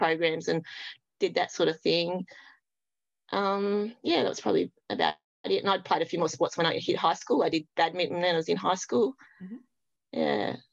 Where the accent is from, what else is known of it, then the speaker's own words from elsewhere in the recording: Launceston, Tasmania, Australia; In Launceston. We lived out Prospect. So, yep, just out that way. Just went to Summerdale Primary School and Prospect High School. Yep, so always been here